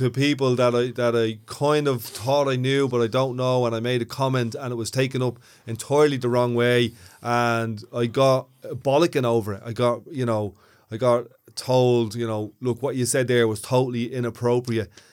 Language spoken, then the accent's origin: English; Ireland; also born or lived in Ballymun, Dublin